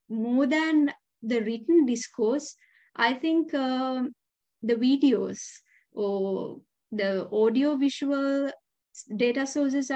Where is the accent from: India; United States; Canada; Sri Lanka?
Sri Lanka; I'm from Sri Lanka